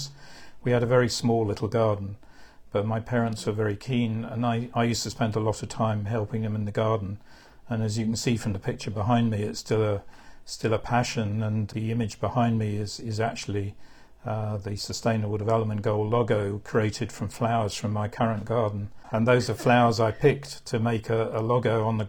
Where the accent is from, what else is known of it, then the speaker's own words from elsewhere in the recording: London, United Kingdom; also born or lived in Birmingham, United Kingdom; when I was two, we moved down to London, and we lived in South London right through my time I was at school